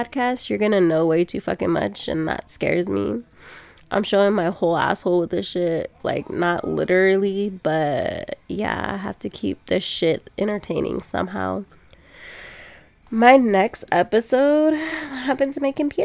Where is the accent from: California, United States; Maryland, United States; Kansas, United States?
California, United States; Sacramento; I'm from Sac, but I live on, like, the outskirt of town now.